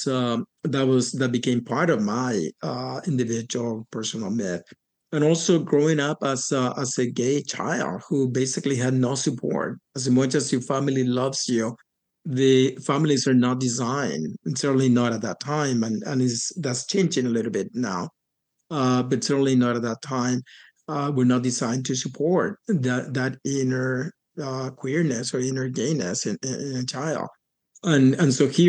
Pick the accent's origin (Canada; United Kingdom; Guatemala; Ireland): Guatemala; Puerto Barrios, Izabal; moved away; I was born and raised in Puerto Barrios, Izabal in Guatemala